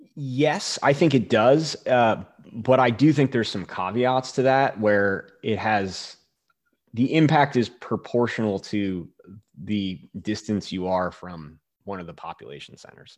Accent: Northeast, United States; moved away as an adult; also born or lived in Boulder, Colorado / Leadville, Colorado; now in Alaska, United States; I grew up in the Northeast.

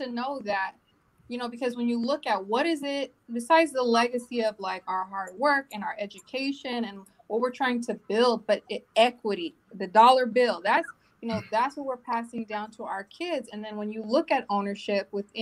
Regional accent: Long Beach, California, United States; I'm from Long Beach. I'm raising my children from Long Beach

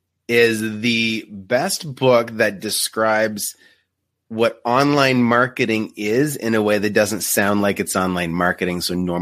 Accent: Canada; We are Canadian.

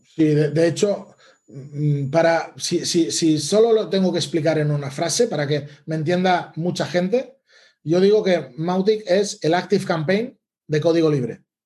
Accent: Les Borges Blanques, Catalonia, Spain; also born or lived in Barcelona; volver a Lleida, a mi ciudad, porque yo soy de Lleida. Bueno, soy de Les Borges Blanques, un pueblo o una ciudad pequeña al lado de, de Lleida

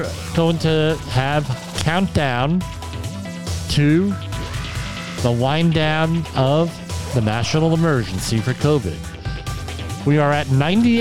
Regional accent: Woodbridge, New Jersey, United States; I grew up in Woodbridge

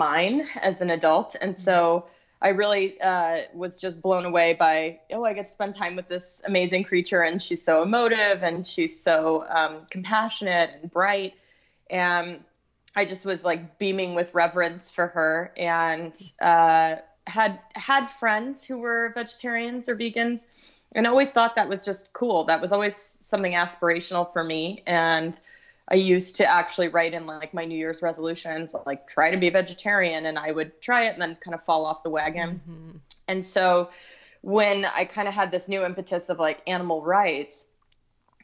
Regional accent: Texas, United States; I grew up in Texas

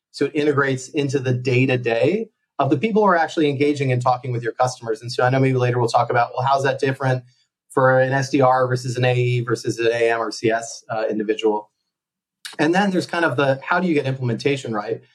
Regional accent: United States; moved away as an adult; also born or lived in Connecticut; now in Barcelona, Spain; as you can probably tell, I'm from the States

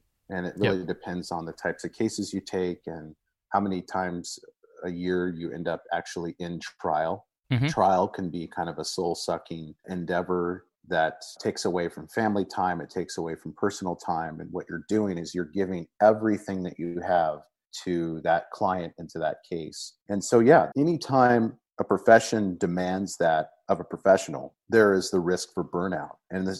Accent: Washington, United States; I live here in the Pacific Northwest of the United States, and I was born and raised here in Central Washington.

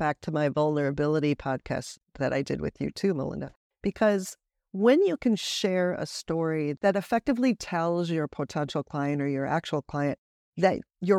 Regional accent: United States; moved away; because as an American who's lived most of my life overseas, I have just really been able to capture that adventurous lifestyle in my coaching as well.

